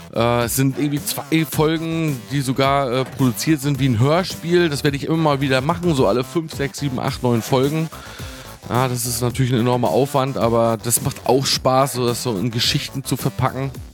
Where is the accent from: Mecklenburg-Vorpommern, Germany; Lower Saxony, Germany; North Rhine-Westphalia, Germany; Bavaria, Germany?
Mecklenburg-Vorpommern, Germany; Wismar; also born or lived in Hamburg; hier bei uns in Wismar